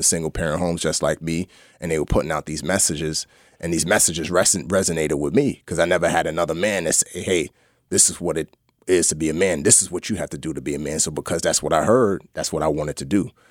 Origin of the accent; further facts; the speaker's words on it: New York City, New York, United States; also born or lived in Lomé, Togo / Nigeria; we grew up in the Bronx